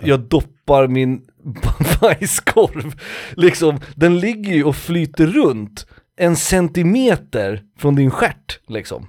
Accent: Sweden; jag är svensk

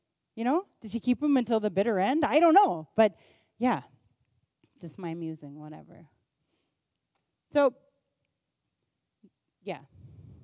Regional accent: United States; I was born in America and at this time in history

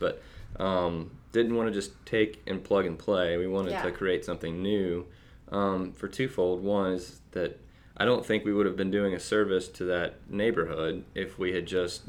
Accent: Athens, Georgia, United States; we're from Athens, we're in Athens

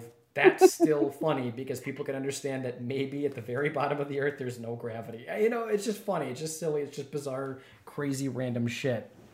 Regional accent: Wisconsin, United States; being born and raised in Wisconsin

